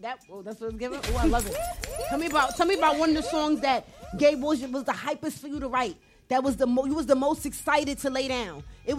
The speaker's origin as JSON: {"language": "English", "region": "New York", "country": "United States", "said": "I'm from New York."}